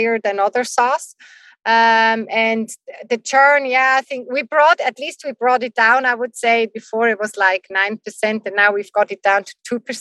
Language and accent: English; Switzerland; we're from Switzerland.